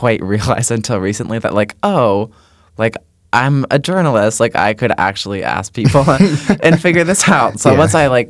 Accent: Connecticut, United States; I'm from Connecticut

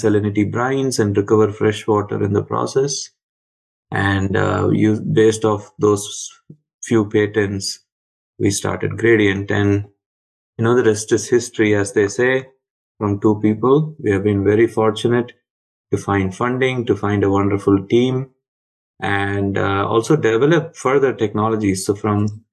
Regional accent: Chennai, Tamil Nadu, India; moved away as an adult; I grew up in Chennai, in a typical middle-class, lower-middle-class kind of background

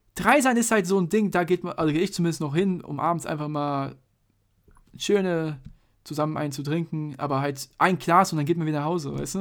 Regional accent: Mainz, Rhineland-Palatinate, Germany; wir sind ja Mainzer

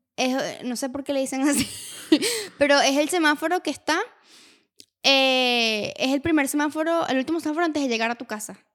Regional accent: Valencia, Carabobo, Venezuela; yo estuve de pequeña en Valencia

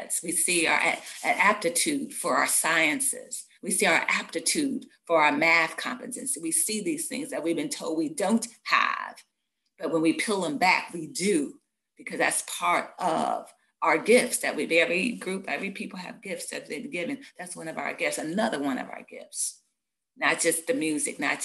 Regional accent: United States; I'm an American

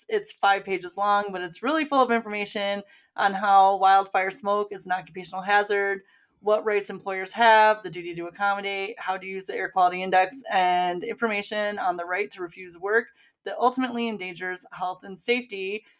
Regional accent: Michigan, United States; now in Canada; growing up in Michigan

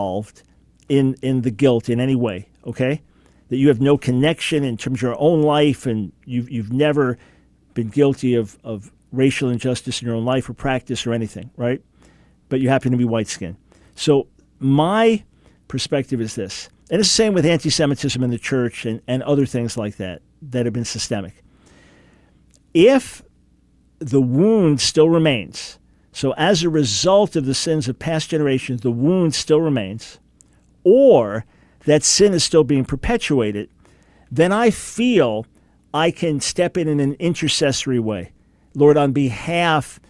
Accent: United States; as an American

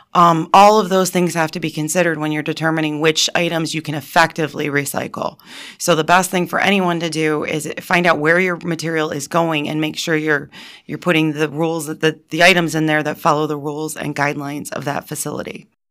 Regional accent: Montrose, Pennsylvania, United States; I went to Montrose and then I got my Bachelor of Science degree from Penn State

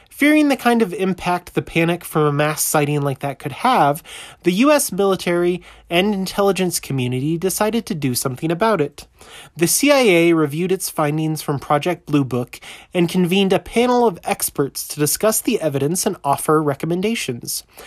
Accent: Southeast US, United States; also born or lived in Colorado Springs, Colorado; now in Colorado, United States; born and raised in the Southeast U S

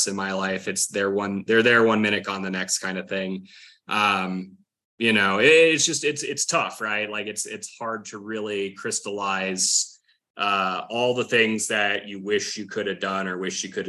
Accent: Wyoming, United States; moved away; growing up in Wyoming, not a ton of culture

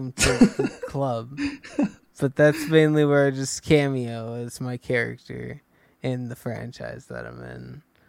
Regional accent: England, United Kingdom; I'm from England, and I was in Pacific Rim.

